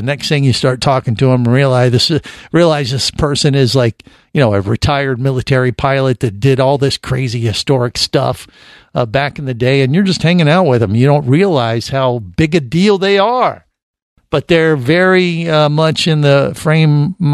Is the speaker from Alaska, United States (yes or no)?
no; Cincinnati, Ohio, United States; I definitely watched every episode when I was growing up in Cincinnati